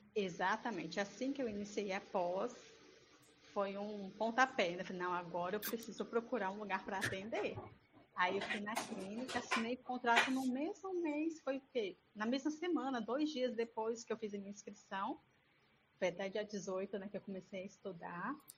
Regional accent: Espírito Santo, Brazil; Eu sou do Espírito Santo, da cidade de Tevinhares

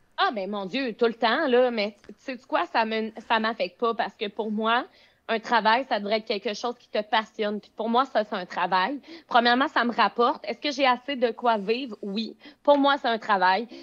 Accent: Beauce, Quebec, Canada; now in Montreal, Canada; je viens de la Beauce, mais j'habite présentement dans les coins de Montréal

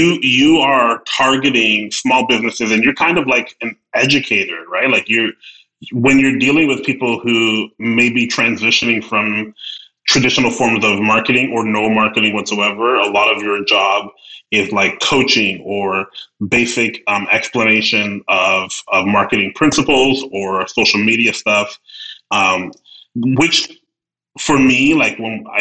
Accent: Edmonton, Alberta, Canada; now in Ontario, Canada; as more of a city person, even though I'm from Edmonton

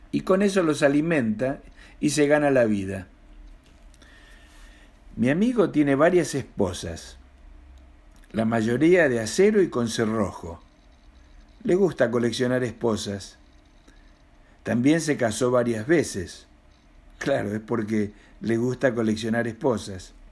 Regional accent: Mendoza, Argentina; now in Buenos Aires, Argentina; argentino, mendocino para más datos, de 65 y años, viviendo en Buenos Aires y escribiendo poesía y relatos.

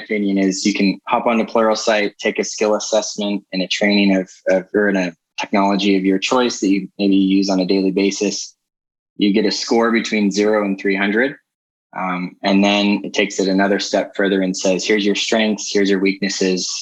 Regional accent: Ione, California, United States; moved away as an adult; now in Utah, United States; come from a small town just outside of Sacramento. Ione, California, in Amador County

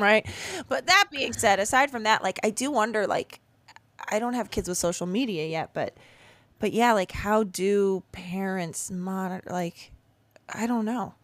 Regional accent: Chicago suburbs, Illinois, United States; I grew up in the Chicago suburbs

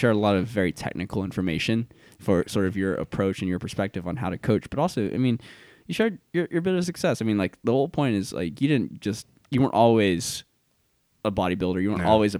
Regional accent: Guam; now in South Carolina, United States; But the people come here and like the culture of this like hospitality in this community that is, it's familiar to me because it's like in Guam where I grew up.

